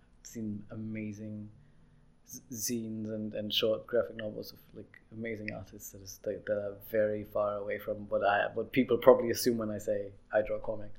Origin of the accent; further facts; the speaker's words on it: Vienna, Austria; also born or lived in Lower Austria / Australia / New Zealand; I'm from Vienna. I was born in Vienna. Mm-hmm. And then I grew up kind of part-time in Lower Austria, so half rural on a farm, which was great. But I am from here, yeah, and I'm still here.